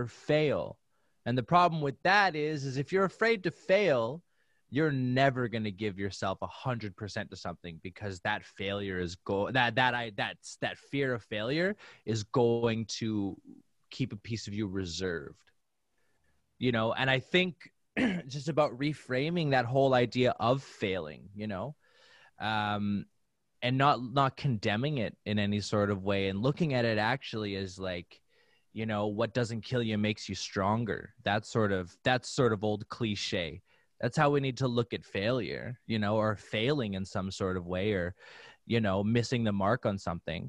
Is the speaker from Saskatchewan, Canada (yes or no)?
yes; Saskatoon, Saskatchewan, Canada; it's in my hometown